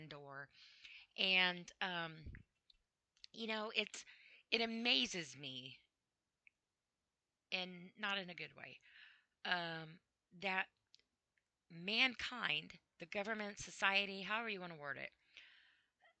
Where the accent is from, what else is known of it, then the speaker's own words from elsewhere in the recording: United States; I am an American. I'm proud to be an American